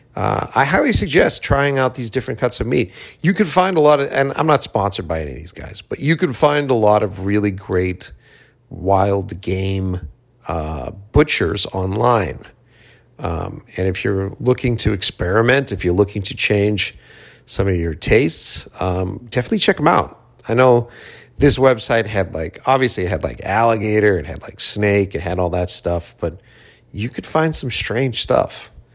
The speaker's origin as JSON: {"language": "English", "town": "Boston", "region": "Massachusetts", "country": "United States", "tie": "born or raised there", "moved": "yes", "lives_now": "Los Angeles, United States", "said": "came back to my hometown, uh, Boston"}